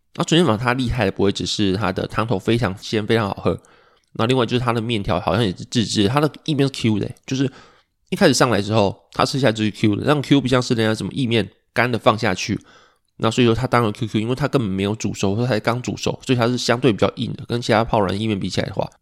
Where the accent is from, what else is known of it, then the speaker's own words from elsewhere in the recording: Pingtung County, Taiwan; 因为我们都是屏东人